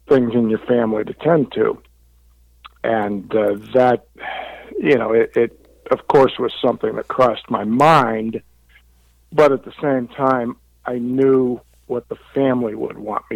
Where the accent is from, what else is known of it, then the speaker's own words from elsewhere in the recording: Youngstown, Ohio, United States; I had never been out of Youngstown before